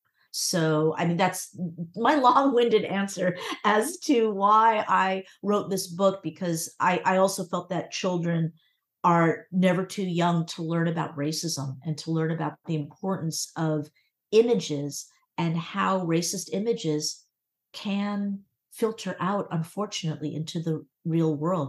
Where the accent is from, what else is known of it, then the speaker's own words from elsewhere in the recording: Connecticut, United States; also born or lived in Virginia; my home state of Connecticut